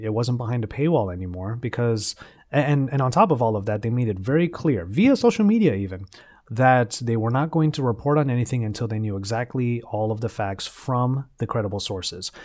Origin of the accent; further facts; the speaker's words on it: Los Angeles, California, United States; my hometown of Los Angeles